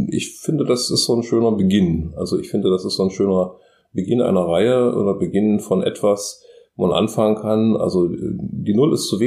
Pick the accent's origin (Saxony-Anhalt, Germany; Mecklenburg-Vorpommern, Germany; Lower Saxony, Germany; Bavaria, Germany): Saxony-Anhalt, Germany; Magdeburg; ich komme aus dem Norden, also nicht ganz aus dem Norden, sondern aus Magdeburg.